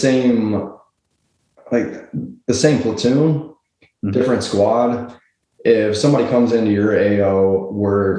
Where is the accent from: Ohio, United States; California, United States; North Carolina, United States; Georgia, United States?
Ohio, United States; Cincinnati; Originally from Cincinnati, Ohio